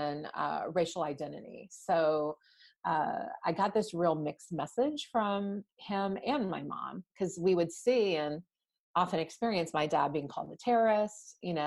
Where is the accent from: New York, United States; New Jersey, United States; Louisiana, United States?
Louisiana, United States; New Orleans; moved away; growing up in New Orleans, where there weren't that many Indian families